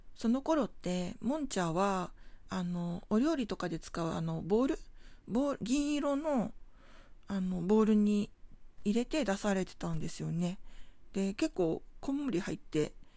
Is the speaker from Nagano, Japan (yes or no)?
no; Tokyo, Japan; 出身地が東京なんですけれども東京都墨田区